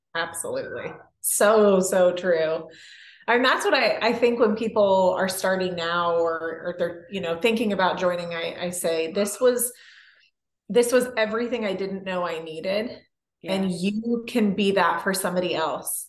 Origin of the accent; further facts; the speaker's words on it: California, United States; moved away as an adult; also born or lived in Canada; I grew up in California